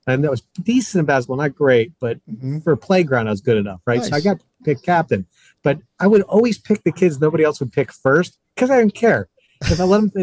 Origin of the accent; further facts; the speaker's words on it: New England, United States; I'm from New England